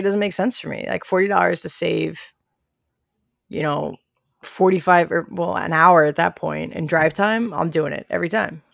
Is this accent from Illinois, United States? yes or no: yes; Southern Illinois, United States; I'm from Southern Illinois, so I think I'm Southern